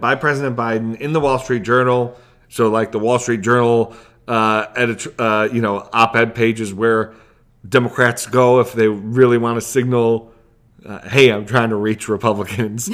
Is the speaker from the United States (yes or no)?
yes; United States; as an American